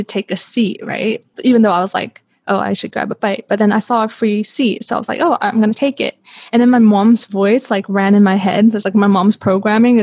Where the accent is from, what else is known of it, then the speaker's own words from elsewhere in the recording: Canada; moved away as an adult; also born or lived in Hong Kong / Vancouver / Zurich, Switzerland; I was born in Hong Kong. I was raised in Canada